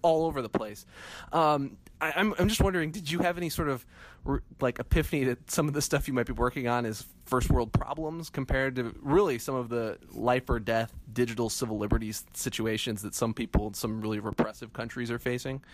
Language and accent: English; Midwest, United States; moved away; I'm originally from the Midwest